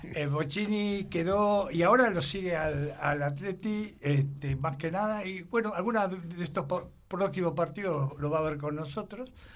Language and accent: Spanish; Argentina; yo soy argentino, hijo de vascos, y vasco.